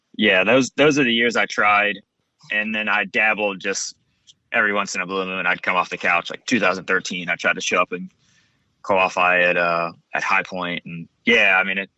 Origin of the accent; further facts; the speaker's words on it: Buds Creek, Maryland, United States; moved away as an adult; now in Southern California, United States; I'm from Maryland.